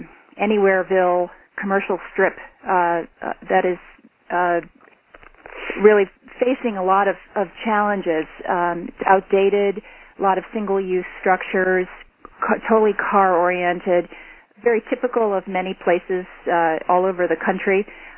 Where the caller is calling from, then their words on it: Shelburne, Vermont, United States; I'm calling from Shelburne, Vermont, and we're just a small town of about 7,000 people located just south of Burlington.